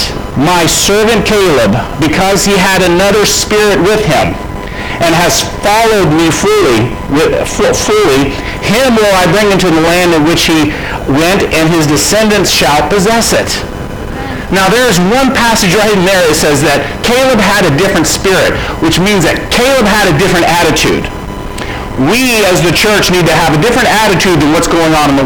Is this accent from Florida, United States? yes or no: yes; Florida, United States; when I was raised in Florida